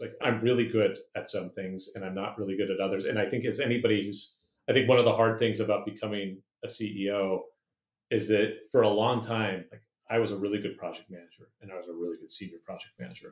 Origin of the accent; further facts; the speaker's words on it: Santa Rosa, California, United States; also born or lived in Oakland, California / Hawaii; we moved to Santa Rosa when I was eight